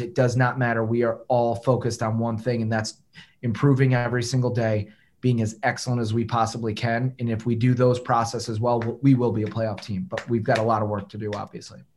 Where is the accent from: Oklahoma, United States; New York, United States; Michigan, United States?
Michigan, United States; Detroit; now in Memphis, United States; I'm from Detroit.